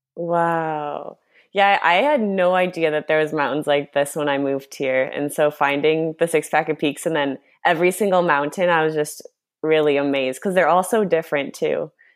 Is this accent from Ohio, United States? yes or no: no; Chicago, Illinois, United States; moved away as an adult; also born or lived in Argentina; now in Los Angeles, United States; I grew up in Chicago, lived there my whole life except for one year I lived in Argentina